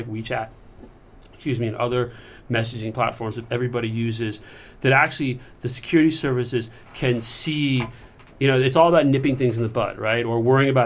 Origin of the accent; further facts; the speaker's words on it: United States; moved away as an adult; now in Beijing, China; as an American